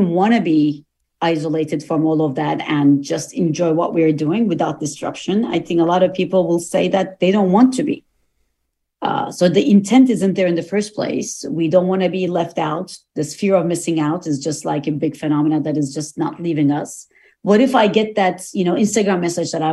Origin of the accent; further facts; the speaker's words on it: Turkey; now in United States; I go to Turkey often because I am originally from Turkey